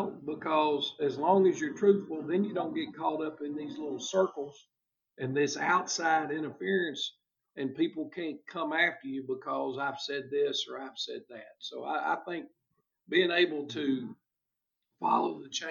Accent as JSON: {"language": "English", "country": "United States", "tie": "born or raised there", "moved": "as an adult", "lives_now": "Dublin, United States", "said": "I went to Westmoreland High School, as I mentioned before, which was my hometown"}